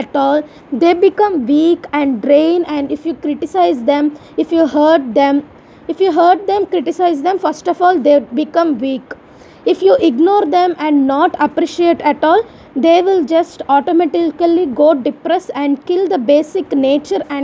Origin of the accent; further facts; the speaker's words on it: India; I am Indian, I have a ritual